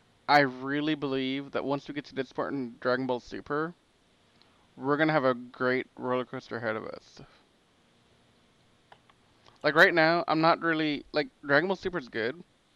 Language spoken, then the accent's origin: English; Lafayette, Louisiana, United States; I'm from Lafayette, Louisiana